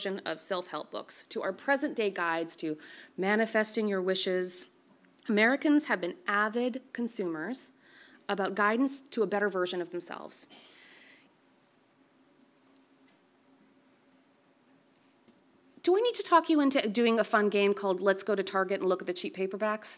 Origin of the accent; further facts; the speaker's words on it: Canada; as a Canadian